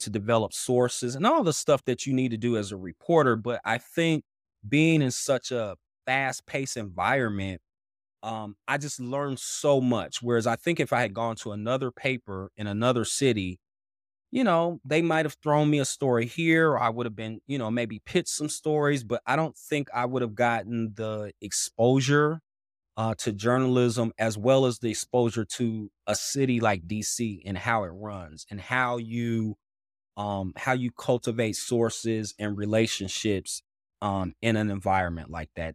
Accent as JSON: {"language": "English", "town": "Dayton", "region": "Ohio", "country": "United States", "tie": "born or raised there", "also_born_or_lived": "Washington, D.C.", "moved": "as an adult", "lives_now": "Columbus, United States", "said": "I'm originally from Dayton, Ohio"}